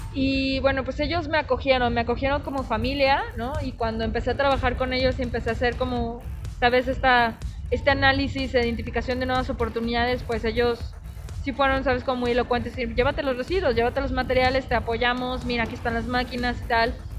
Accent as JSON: {"language": "Spanish", "country": "Mexico", "said": "el mestizaje que tengo yo como libanesa y también como mujer mexicana"}